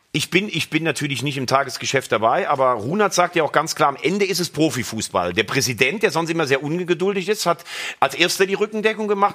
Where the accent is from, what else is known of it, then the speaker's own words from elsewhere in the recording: Mayen, Rhineland-Palatinate, Germany; ich bin ja in Mayen geboren